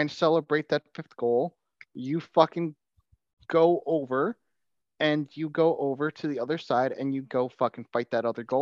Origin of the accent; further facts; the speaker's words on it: New York City, New York, United States; as a New Yorker